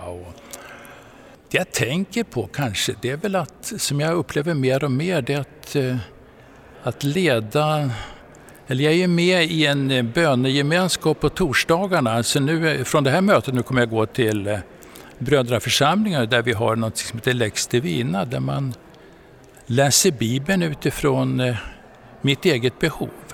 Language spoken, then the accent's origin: Swedish; Frösön, Jämtland, Sweden; also born or lived in Umeå; jag är född eh, i Umeå och uppväxt på Frösön i Jämtland.